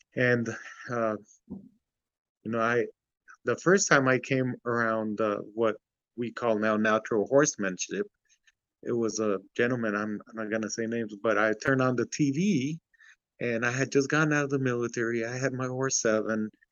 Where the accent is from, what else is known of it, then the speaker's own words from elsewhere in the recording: Santa Ana, California, United States; also born or lived in Ciudad Juárez, Mexico; we ended up in uh, Santa Ana, California, in Garden Grove area